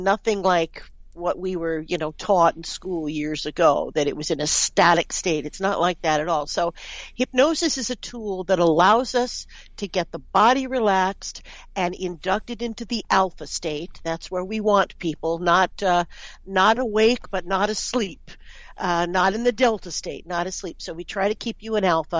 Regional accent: New York City, New York, United States; moved away as an adult; now in Canada; I'm from New York City

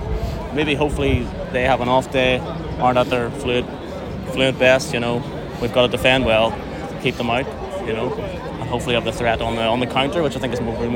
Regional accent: Portadown, Northern Ireland, United Kingdom; I'm from Portadown, Northern Ireland.

